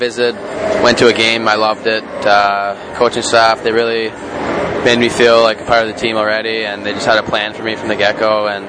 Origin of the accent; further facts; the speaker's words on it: Canada; I mean, I'm Canadian, but still, even being in that museum, seeing all those things was pretty crazy.